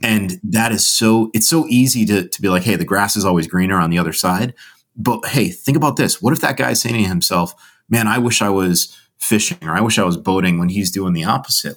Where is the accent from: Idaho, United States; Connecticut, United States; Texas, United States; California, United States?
Connecticut, United States; I grew up in Connecticut